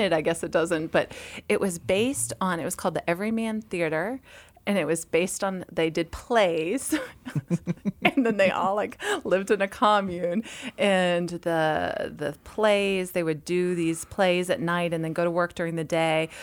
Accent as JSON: {"language": "English", "region": "Massachusetts", "country": "United States", "tie": "born or raised there", "said": "I'm from Massachusetts, so in public school in Massachusetts in the winter"}